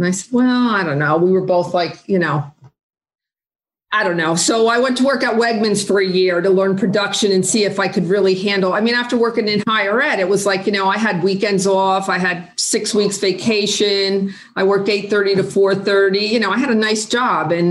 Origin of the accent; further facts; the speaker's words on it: Dover, New Jersey, United States; now in Asbury Park, United States; I lived in my hometown Dover until I moved down here at 50